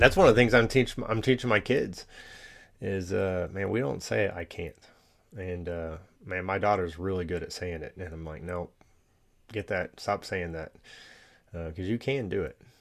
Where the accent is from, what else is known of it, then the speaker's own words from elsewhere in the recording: Allen, Texas, United States; I grew up in Allen, Texas